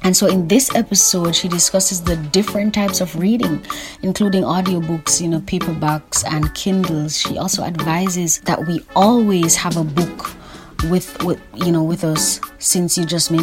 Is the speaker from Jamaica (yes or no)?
yes; Jamaica; you know that I'm Caribbean. I'm specifically Jamaican